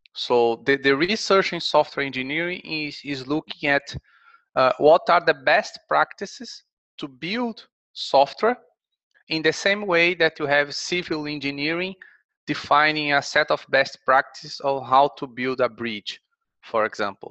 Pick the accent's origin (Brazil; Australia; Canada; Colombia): Brazil; moved away as an adult; also born or lived in Kent, England; now in Sheffield, United Kingdom; I'm from Brazil, so I've done my undergraduate and master's degree there.